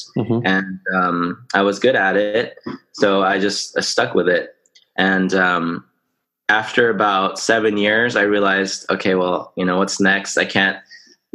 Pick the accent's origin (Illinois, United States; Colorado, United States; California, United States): California, United States; Orange County; I was born in Orange County.